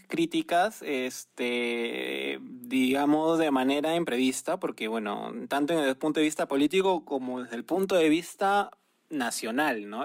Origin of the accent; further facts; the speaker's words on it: Peru; nos ha caracterizado como peruanos